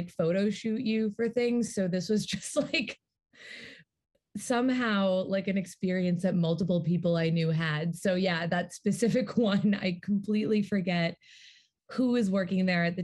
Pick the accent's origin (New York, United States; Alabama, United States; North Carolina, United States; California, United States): New York, United States; New York City; I grew up in Manhattan